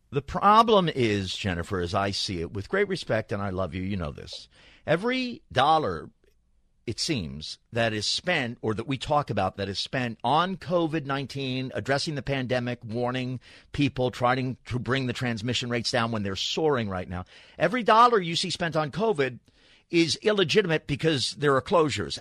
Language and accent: English; New York, United States; now in Los Angeles, United States; I grew up in New York, came here